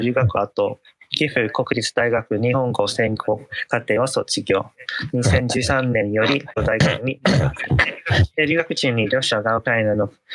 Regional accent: Italy; moved away; 出身はイタリア

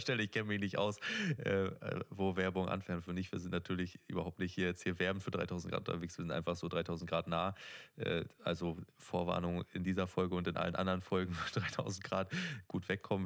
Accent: Neustrelitz, Mecklenburg-Vorpommern, Germany; ich bin in Neustrelitz groß geworden

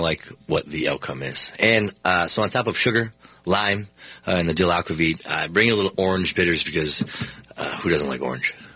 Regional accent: Minnesota, United States; we're from Minnesota

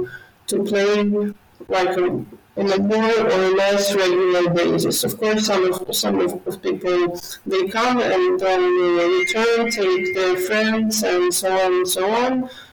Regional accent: Kyiv, Ukraine; I'm from Kyiv. I was born in Kyiv, and I have lived all my life in Kyiv. And Kyiv is a big, beautiful city. It is more than 1,500 years old

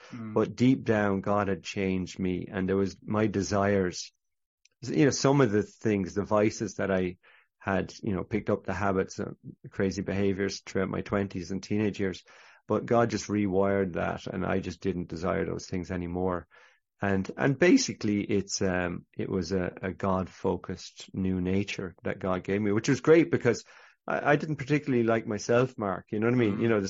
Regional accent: Ireland; I'm Catholic Irish, so I'd never been into a Christian bookshop.

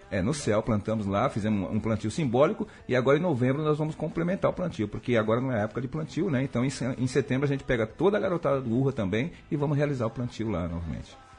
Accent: Santo André, São Paulo, Brazil; also born or lived in Feira de Santana, Bahia; eu sou daqui, eu sou de Santo André, moro aqui, mas tenho, moro na Bahia, que também, que tenho residência na, em Feira de Santana.

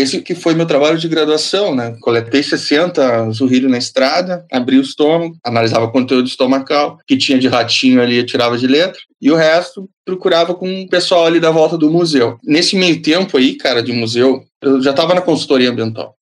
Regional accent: Bagé, Rio Grande do Sul, Brazil; eu sou nascido em Bagé, fronteira com o Uruguai

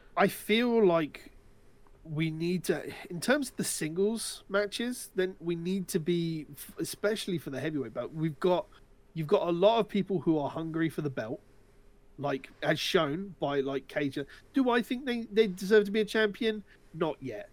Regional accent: United Kingdom; we're British individuals

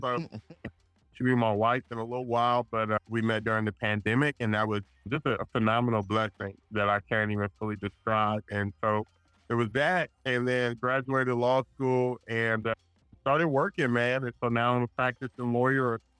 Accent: Richmond, California, United States; also born or lived in Providence, Rhode Island; I'm from Richmond, California, Bay Area. It's about 15 minutes from Oakland, 20 minutes from San Francisco. Grew up there

